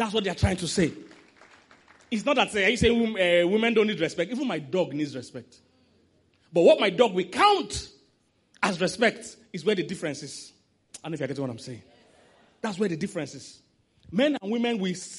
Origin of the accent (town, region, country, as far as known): Nigeria